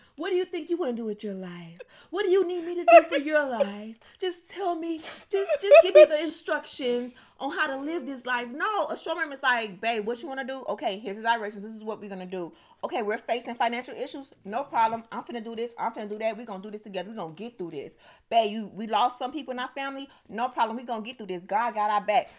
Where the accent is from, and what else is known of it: United States